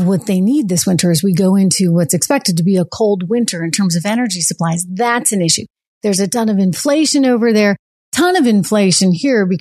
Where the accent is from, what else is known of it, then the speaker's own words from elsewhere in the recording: New Hampshire, United States; my home state of New Hampshire